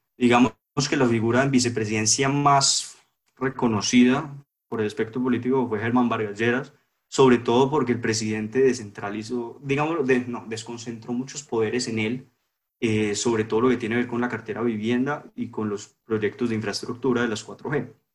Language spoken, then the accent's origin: Spanish; Colombia